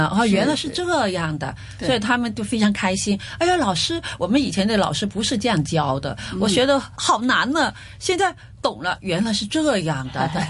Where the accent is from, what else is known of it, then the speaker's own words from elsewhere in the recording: Guangdong, China; 所以我觉得呢，因为我们是呃广东人，